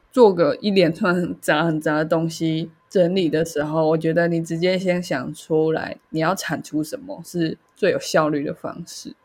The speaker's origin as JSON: {"language": "Chinese", "country": "Taiwan", "said": "他们为什么听不出来我是台湾人"}